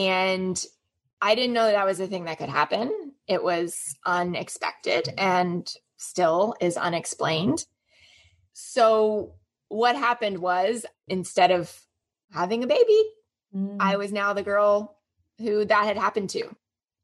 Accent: Orlando, Florida, United States; I grew up in Orlando, Florida in the US

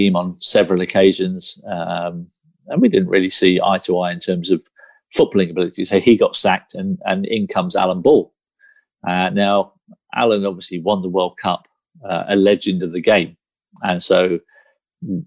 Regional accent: Guernsey; growing up in Guernsey

